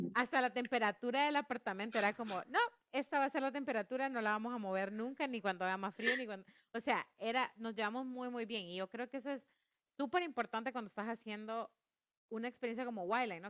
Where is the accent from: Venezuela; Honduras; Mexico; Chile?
Honduras; como hondureña